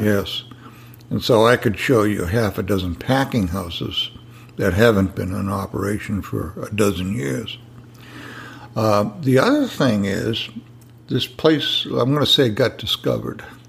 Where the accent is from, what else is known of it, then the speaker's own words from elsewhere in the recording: New England, United States; now in Sebastian, United States; I'm from New England